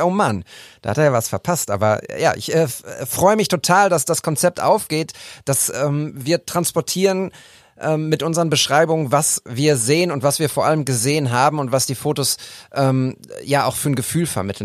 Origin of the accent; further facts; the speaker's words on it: Münster, North Rhine-Westphalia, Germany; now in Bochum, Germany; Als Münsteraner und Bochumer